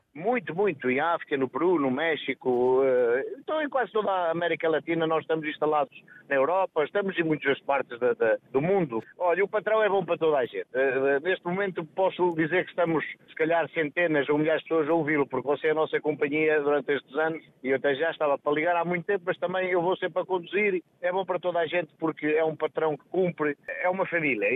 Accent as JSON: {"language": "Portuguese", "town": "Montalegre", "region": "Norte", "country": "Portugal", "also_born_or_lived": "Braga", "said": "Monte Alegre, eu sou de Monte Alegre."}